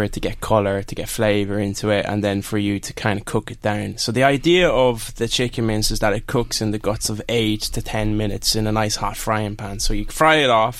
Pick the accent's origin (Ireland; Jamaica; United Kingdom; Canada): Ireland; Kingscourt, County Cavan; I grew up literally in Kingscourt, that's where I was born.